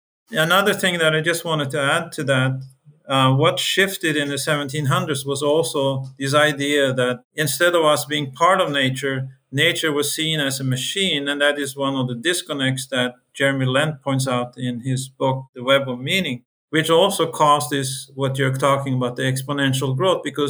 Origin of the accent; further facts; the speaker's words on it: Norway; I come from Norway